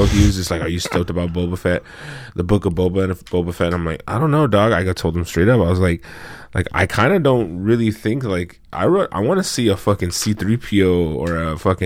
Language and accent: English; Central California, United States; moved away as an adult; now in Los Angeles, United States; I'm from California, of Central California